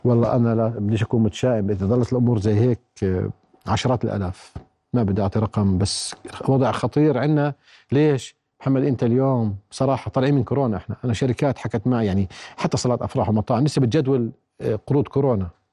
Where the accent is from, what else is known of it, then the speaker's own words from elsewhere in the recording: Jordan; احنا يعني كاردنيين